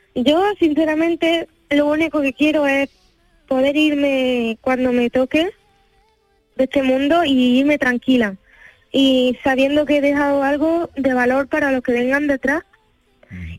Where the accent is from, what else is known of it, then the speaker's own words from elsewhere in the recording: Andalusia, Spain; moved away as an adult; Yo en mi tierra